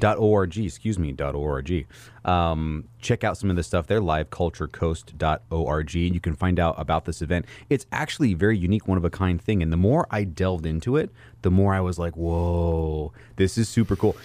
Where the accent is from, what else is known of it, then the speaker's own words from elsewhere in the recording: Oregon coast, United States; also born or lived in California; So I grew up on the Oregon coast